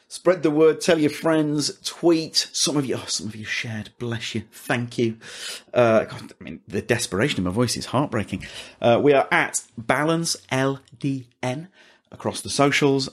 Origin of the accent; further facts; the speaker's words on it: York, Yorkshire and the Humber, United Kingdom; accent: York; my York accent